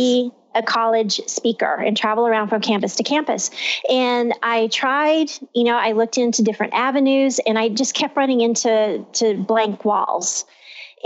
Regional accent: Texas, United States; I'm from Texas

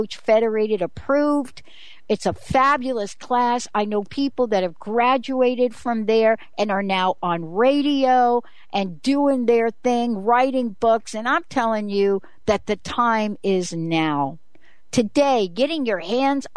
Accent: New York City, New York, United States; my life growing up in the Bronx

